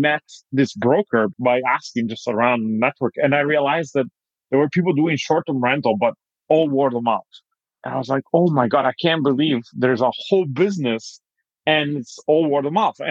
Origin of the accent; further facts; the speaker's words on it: Italy; moved away as an adult; now in United States; I'm originally from Italy